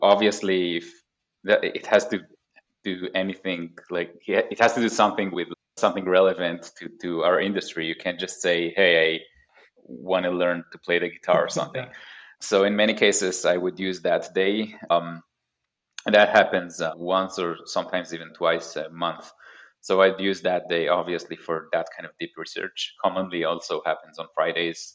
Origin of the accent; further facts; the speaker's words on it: Haifa, Haifa District, Israel; moved away as an adult; also born or lived in Tel Aviv area, Israel; now in Pacific Northwest, United States; So I grew up in Israel. I was born in 1986, which is a long time ago. Grew up in Haifa, which is like a northern city in Israel